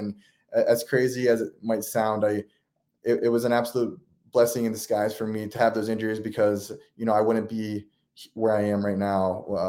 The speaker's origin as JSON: {"language": "English", "town": "Beaver Falls", "region": "Pennsylvania", "country": "United States", "tie": "born or raised there", "said": "I grew up in Western Pennsylvania in a small town called Beaver Falls, Pennsylvania."}